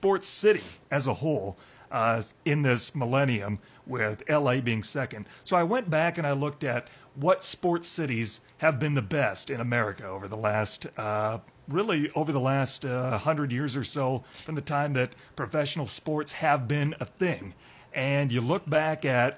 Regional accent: Iowa, United States; I'm from Iowa

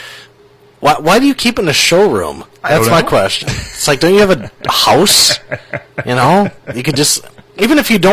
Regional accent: Minnesota, United States; moved away; growing up in Minnesota

